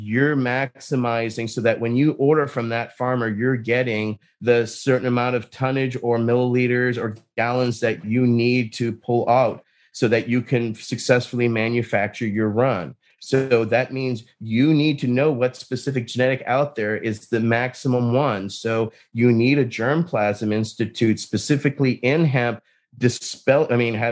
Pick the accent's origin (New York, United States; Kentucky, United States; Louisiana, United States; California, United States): Louisiana, United States; where I grew up in Louisiana